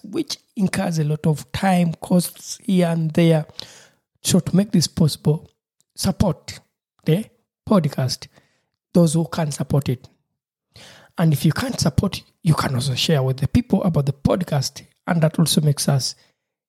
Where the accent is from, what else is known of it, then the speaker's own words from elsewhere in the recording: Uganda; moved away; my home country, Uganda